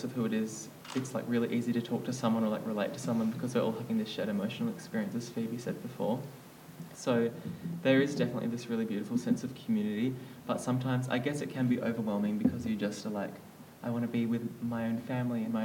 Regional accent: Wandering, Western Australia, Australia; I'm from Wandering. I'm only an hour and a half from boarding.

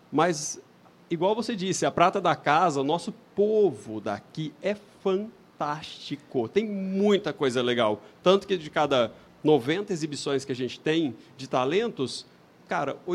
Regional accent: São Paulo, Brazil; Não, eu sou de São os... Paulo, eu não tenho sotaque.

